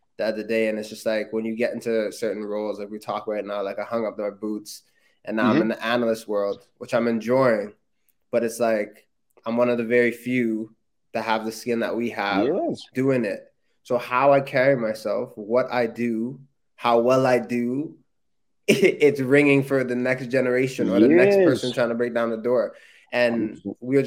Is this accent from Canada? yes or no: yes; Canada; being a Canadian and not having a league my entire childhood